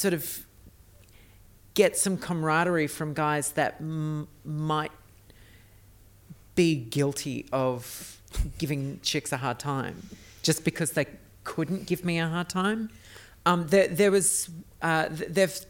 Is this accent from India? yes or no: no; Australia; now in United States; being an Australian in an America